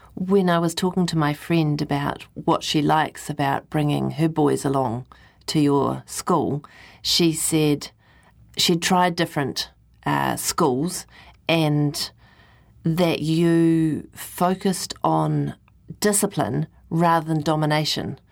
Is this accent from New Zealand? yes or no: yes; New Zealand; as a Kiwi